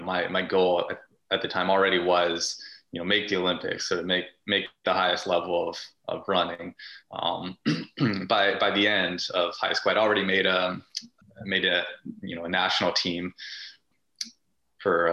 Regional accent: Prince George, British Columbia, Canada; moved away as an adult; now in Vancouver, Canada; I grew up in Prince George

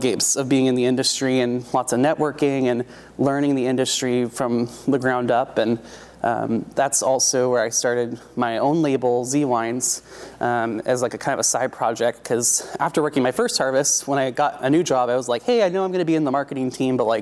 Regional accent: Oregon, United States; I'm born and raised in Oregon

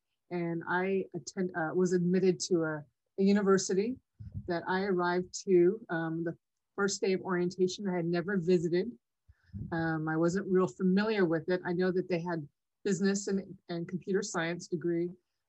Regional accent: Imperial Valley, California, United States; my hometown, Imperial Valley College

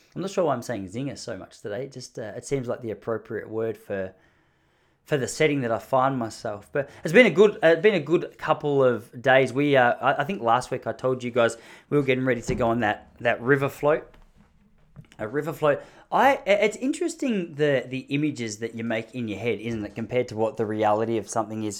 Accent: Australia; accent: Australian; moved away

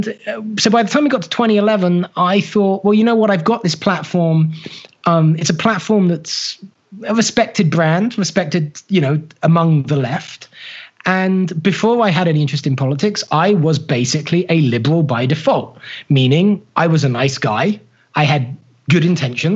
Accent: United Kingdom; now in United States; being a Brit who was fervently working to become an American

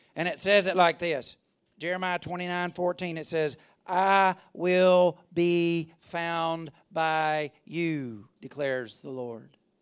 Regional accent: Alabama, United States; I'm from Alabama

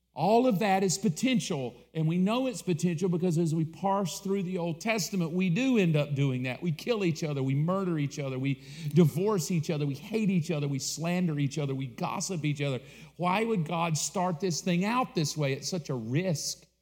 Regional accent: the South, United States; I grew up in the South.

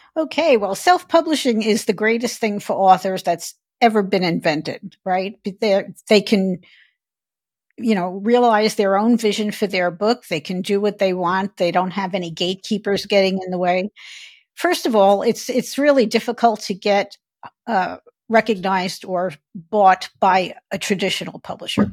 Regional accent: New York City, New York, United States; moved away as an adult; also born or lived in Phoenix, Arizona; I grew up in Brooklyn, New York

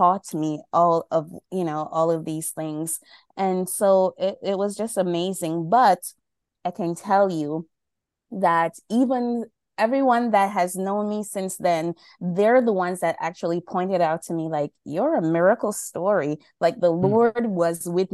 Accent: Jamaica; now in New York, United States; right now I'm in New York, in the cold, but I'm from Jamaica

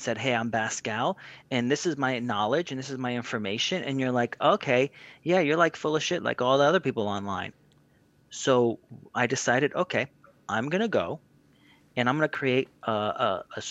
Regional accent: New Jersey, United States; I grew up in New Jersey

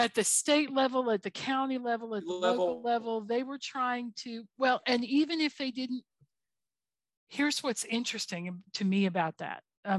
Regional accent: the South, United States; As a Southerner

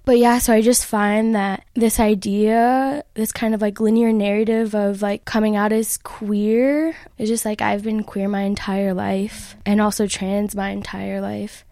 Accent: Chicago, Illinois, United States; now in State College, United States; originally from Chicago

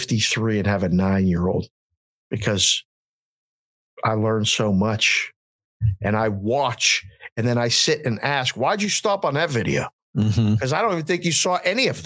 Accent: Pittsburgh, Pennsylvania, United States; now in Las Vegas, United States; I'm from Pittsburgh originally

